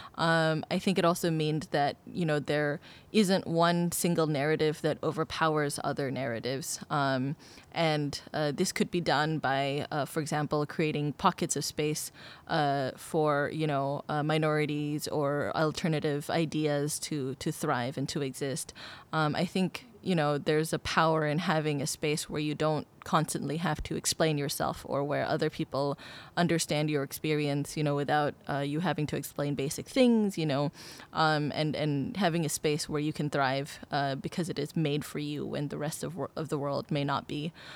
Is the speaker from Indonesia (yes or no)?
yes; Indonesia; now in Singapore; I've lived in Singapore for twelve years and I consider it my home, uh, although I am originally from Indonesia.